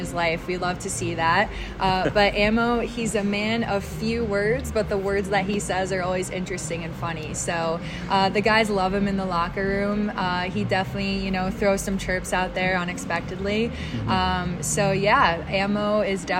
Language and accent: English; East Coast, United States; now in Las Vegas, United States